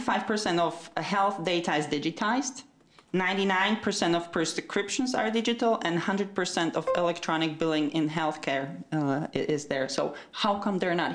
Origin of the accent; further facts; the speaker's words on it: Slovakia; now in United Kingdom; I'm not from Estonia. I'm from Slovakia originally. I live in the UK.